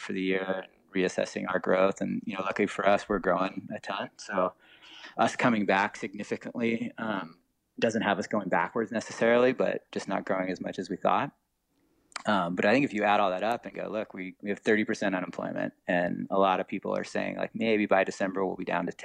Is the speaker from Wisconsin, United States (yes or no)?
no; Laguna Beach, California, United States; I grew up in Laguna